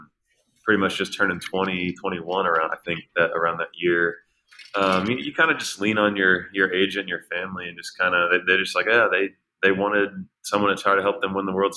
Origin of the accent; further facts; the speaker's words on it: Houston, Texas, United States; Houston because it was my hometown team